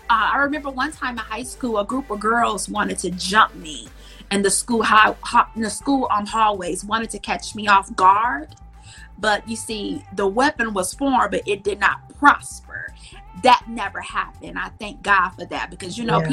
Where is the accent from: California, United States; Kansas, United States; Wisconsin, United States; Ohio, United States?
Wisconsin, United States; Milwaukee; I grew up in Milwaukee, Wisconsin.